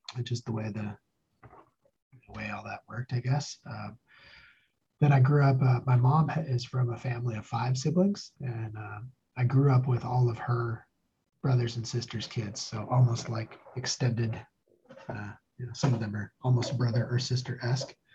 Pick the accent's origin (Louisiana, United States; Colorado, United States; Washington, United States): Washington, United States; Spokane; moved away as an adult; also born or lived in northern Idaho / Stillwater, Oklahoma / Reno, Nevada; I grew up near Spokane, part of my life in northern Idaho, part of my life uh, outside Spokane.